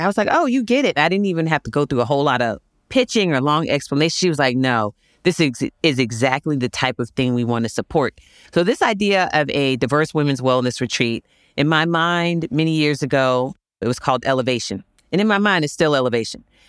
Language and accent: English; Virginia Beach, Virginia, United States; I grew up in Virginia Beach, Virginia